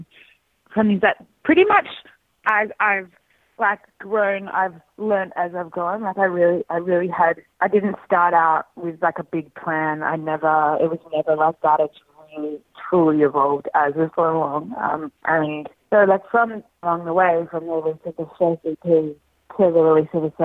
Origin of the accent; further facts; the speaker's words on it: Western New South Wales, Australia; also born or lived in Sydney; I grew up in Western New South Wales on a farm